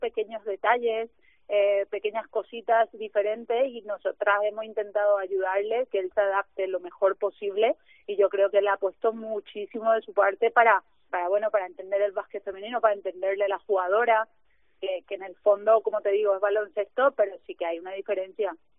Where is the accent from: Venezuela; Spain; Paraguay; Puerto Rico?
Paraguay; moved away; que soy de Paraguay